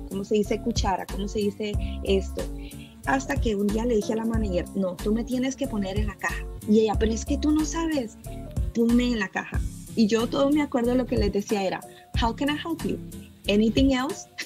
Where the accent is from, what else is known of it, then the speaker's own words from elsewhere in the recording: El Salvador; now in Virginia, United States; soy de El Salvador. Eh, vengo de un país, como sabemos todos, muy pobre.